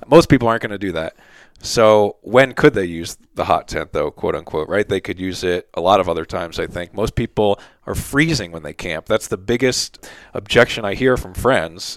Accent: Philadelphia, Pennsylvania, United States; moved away; also born or lived in South Jersey; I grew up in Philly, South Jersey area

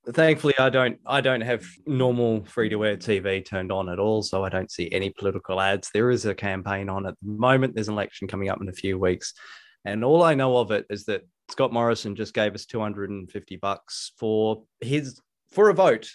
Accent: New Zealand; now in Australia; in New Zealand, I grew up on Marmite. And then we came here and we're force-fed Vegemite.

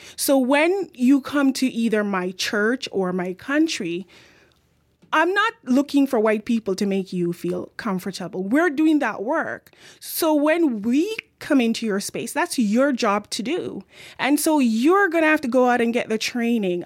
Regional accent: Jamaica; accent: Jamaican; now in Victoria, Canada; my Jamaican accent

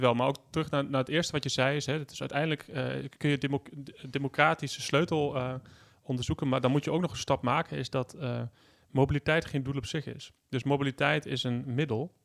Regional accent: Achterhoek, Gelderland, Netherlands; in mijn jeugd, in de, dorp, de dorpen van de Achterhoek waar ik vandaan kom

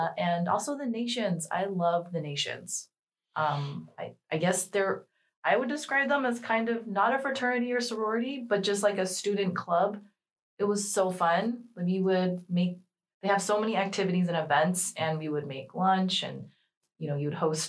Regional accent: Los Angeles, California, United States; I'm from Los Angeles. We drive our cars everywhere

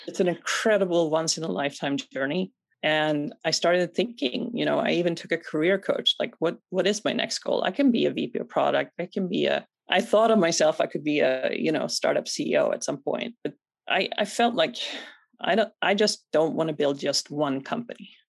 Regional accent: Sweden; moved away; Born and raised in Sweden

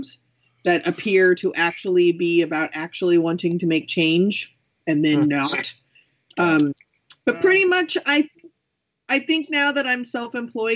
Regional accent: Texas, United States; moved away as an adult; also born or lived in Arizona; I am from Texas

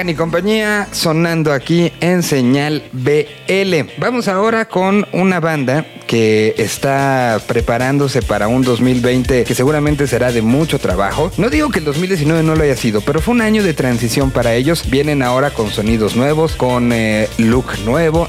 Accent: Mexico; los mexicanos

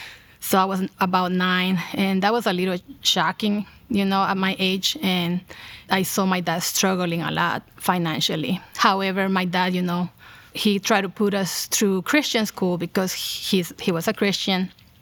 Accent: El Salvador; also born or lived in New York; I was born in New York and my parents met in New York City. When I was 4 years old, my parents moved back to El Salvador. That's where they're from. So I pretty much, my whole childhood, I live in El Salvador.

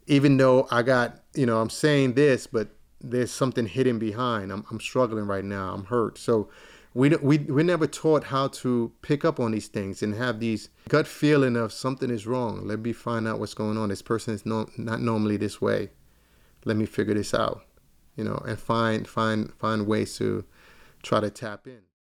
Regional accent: New York City, New York, United States; I'm from East New York, Brooklyn

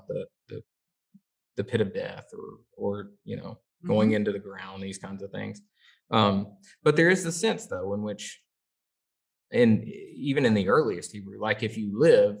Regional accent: the South, United States; as a Southerner

